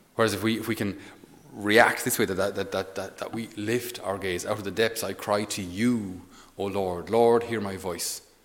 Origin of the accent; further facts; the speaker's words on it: Ireland; we as Irish people